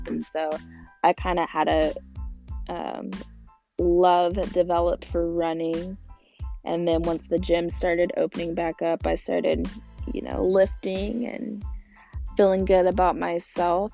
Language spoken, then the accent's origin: English; Northwest Arkansas, United States; also born or lived in Little Rock, Arkansas; I always say I'm from Northwest Arkansas, but I was actually born in Little Rock